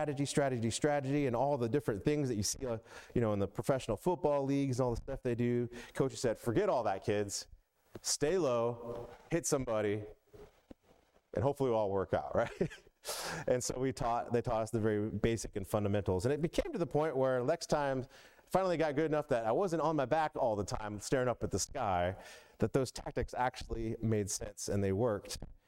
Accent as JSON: {"language": "English", "town": "Atlanta", "region": "Georgia", "country": "United States", "tie": "born or raised there", "said": "But I was all about football growing up in the South. As many of you know, I grew up, moved around a lot, but I lived a lot of time, most of my life in Atlanta one way or another."}